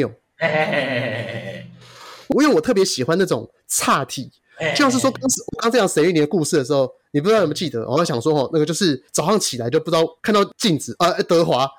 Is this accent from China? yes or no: no; Shuishang, Chiayi County, Taiwan; 那个呃北回归线它经过就嘉义水上乡了。哦，那就我的故乡。